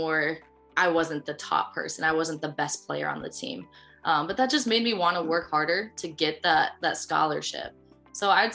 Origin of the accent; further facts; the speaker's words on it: Colorado, United States; moved away as an adult; now in Ohio, United States; I am to be from Colorado